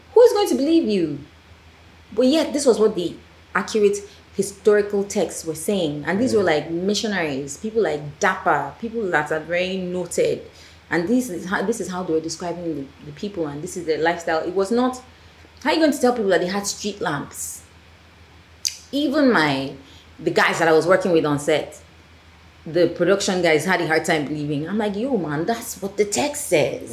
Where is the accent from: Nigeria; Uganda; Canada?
Nigeria; Yes, I am Nigerian, but I speak French